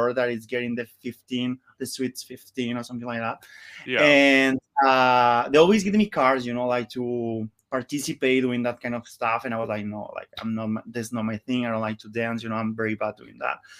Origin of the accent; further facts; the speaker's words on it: Monterrey, Nuevo León, Mexico; English is a second language; moved away as an adult; now in Barcelona, Spain; I'm from Mexico, from Monterrey, from the north.